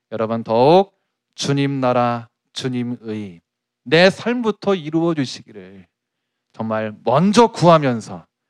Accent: South Korea; 내 조국 이 한국에서 내가 한국인으로서

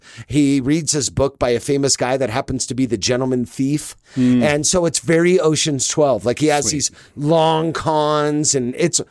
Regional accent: Los Angeles, California, United States; moved away; I'm looking at hotels to book for 2022, right, to go visit my hometown

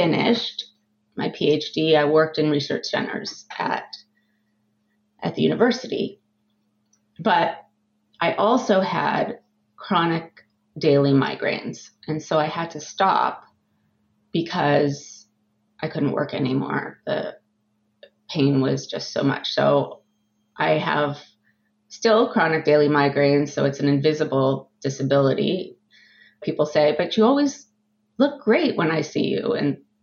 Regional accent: Southern California, United States; moved away as an adult; also born or lived in San Francisco / Boston, Massachusetts; now in Massachusetts, United States; I grew up in Southern California

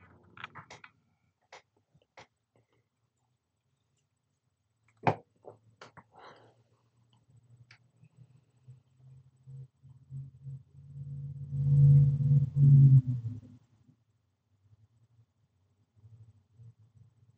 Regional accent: United States; I'm an American

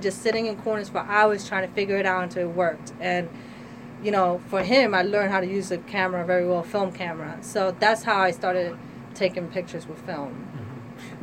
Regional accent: Trenton, New Jersey, United States; I am a Trenton resident, born and raised

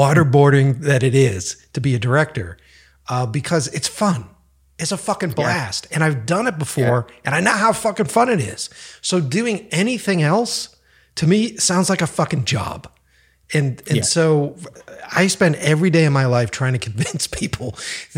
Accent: Boston, Massachusetts, United States; also born or lived in New York; now in Los Angeles, United States; I'm from the East Coast initially. So I'm from Boston and worked and lived in New York

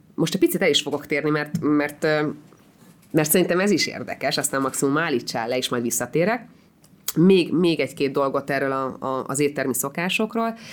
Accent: Hungary; also born or lived in Israel; magyar vagyok

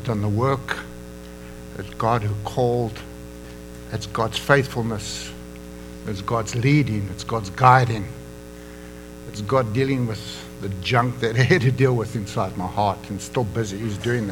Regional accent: South Africa; moved away as an adult; also born or lived in Johannesburg, South Africa / Durban, South Africa; now in United States; I am an American now, but come from Africa.

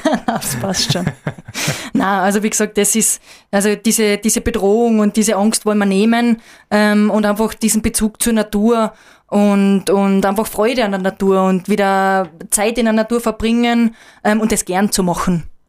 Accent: Austria; Ich bin ähm, in der Nationalpark Hohe Dauernregion aufgewachsen

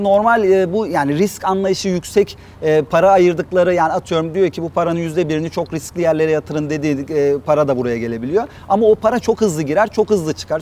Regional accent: Adana, Turkey; Adanalı olmaktan gurur duyuyorum.

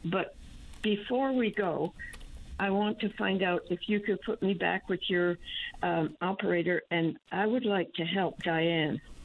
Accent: New Brunswick, Canada; also born or lived in St. John's, Newfoundland; now in San Antonio, United States; born in New Brunswick, but I lived in St. John's

